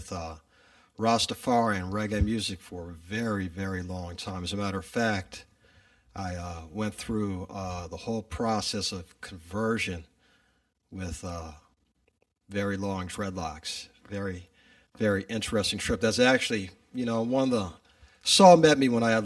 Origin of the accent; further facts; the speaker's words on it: Virginia, United States; moved away as an adult; now in Bay Area, California, United States; I am originally from Virginia and right outside of D.C. And I came out here in the mid-90s